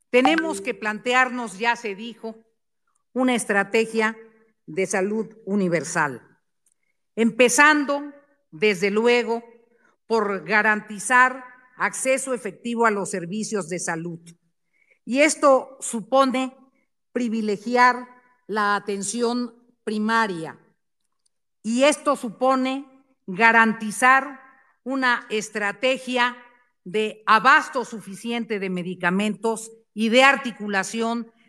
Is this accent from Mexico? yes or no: yes; Mexico